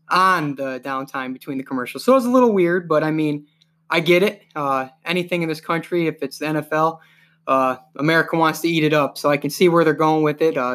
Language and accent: English; East Coast, United States; growing up on the East Coast, I used to enjoy uh, getting home from school or getting home from work and being able to read about the combine throughout the day. And uh, so that really doesn't bother me out here on the West Coast.